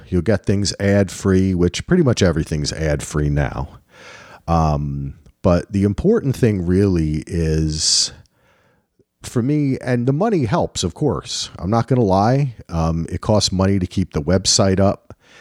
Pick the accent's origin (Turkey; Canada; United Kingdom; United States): United States; New Jersey; I'm from New Jersey